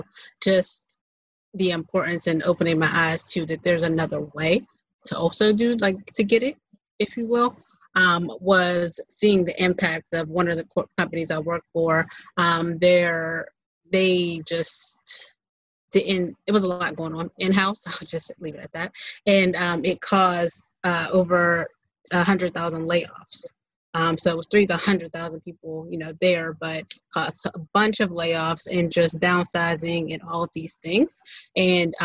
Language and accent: English; Pittsburgh, Pennsylvania, United States; I'm from Pittsburgh